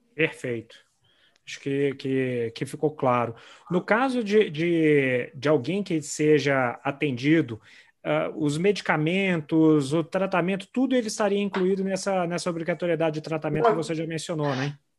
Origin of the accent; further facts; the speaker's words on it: Brasília, Federal District, Brazil; now in Belo Horizonte, Brazil; eu sou de Brasília, mas moro em BH já tem anos, então sou, sou mineirinho total